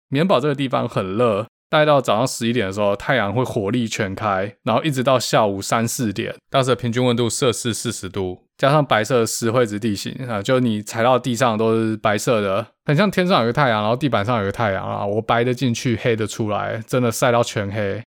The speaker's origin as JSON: {"language": "Chinese", "country": "Taiwan", "tie": "born or raised there", "said": "跟他们介绍我长大的地方，福摩沙长什么样子"}